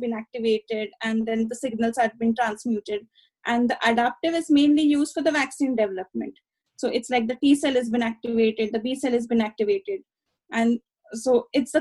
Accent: Satara, Maharashtra, India; moved away as an adult; also born or lived in Kolhapur / Mumbai; bachelor's, I did it in my hometown, which is Satara.

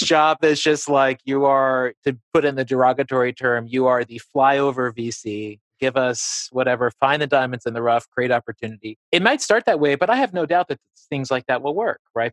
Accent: Appalachia, Southwest Virginia, United States; moved away as an adult; also born or lived in New York; I grew up in Southwest Virginia in Appalachia

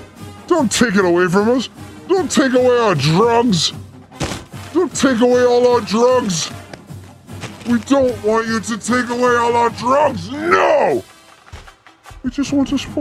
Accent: Oregon, United States; I'm from Oregon

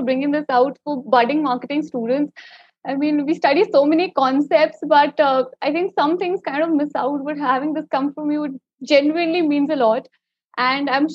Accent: Delhi NCR, India; I'm also from Delhi NCR

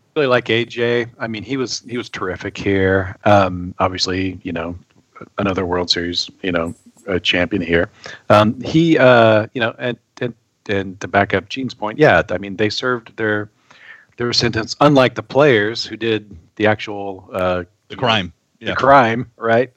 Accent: Peculiar, Missouri, United States; Peculiar, Missouri is my hometown.

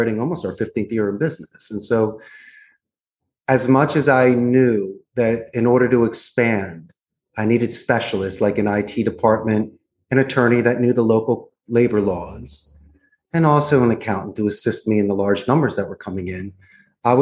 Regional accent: Philadelphia, Pennsylvania, United States; moved away as an adult; also born or lived in Arizona; now in Costa Rica; I'm actually from Northeast Philadelphia. So I was born and raised. I'm a Philly boy.

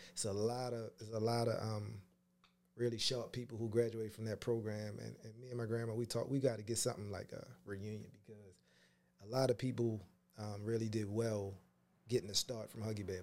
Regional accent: Pumphrey, Maryland, United States; I grew up in this wonderful, beautiful place called Pumphrey

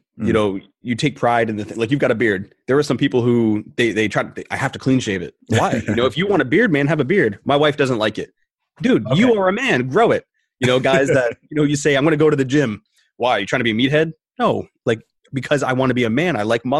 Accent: Rhode Island, United States; Originally, I'm from New England. Okay. Yeah, I'm a Rhode Islander. And then I bounced around the country and I came back to Rhode Island.

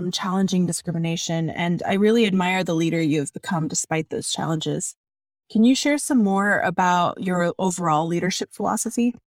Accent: Spokane, Washington, United States; I, by the way, I grew up in Spokane.

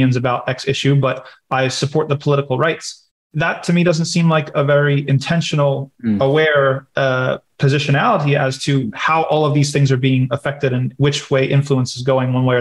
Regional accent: United States; I was from America

